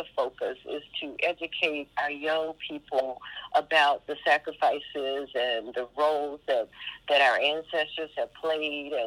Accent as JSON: {"language": "English", "area": "Yalobusha County", "region": "Mississippi", "country": "United States", "tie": "born or raised there", "moved": "yes", "said": "my hometown and from the county"}